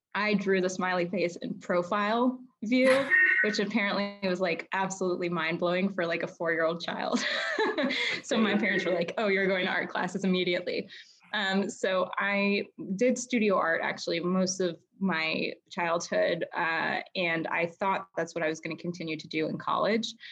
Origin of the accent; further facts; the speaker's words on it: United States; I grew up outside of Washington, D.C.